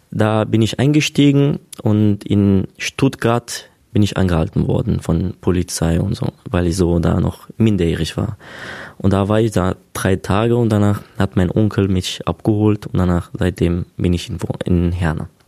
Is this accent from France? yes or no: no; Syria; Ich bin halt Kurde, also aus Syrien.